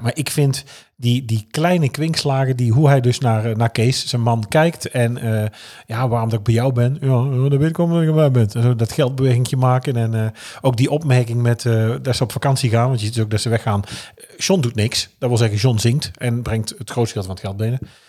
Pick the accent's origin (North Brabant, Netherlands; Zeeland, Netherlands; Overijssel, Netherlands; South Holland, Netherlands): North Brabant, Netherlands; als Brabander ben ik geboren